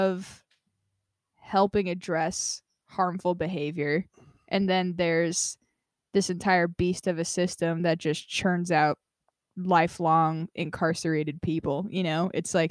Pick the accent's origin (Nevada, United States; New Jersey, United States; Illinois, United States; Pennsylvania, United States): Nevada, United States; Las Vegas; now in California, United States; I grew up in Vegas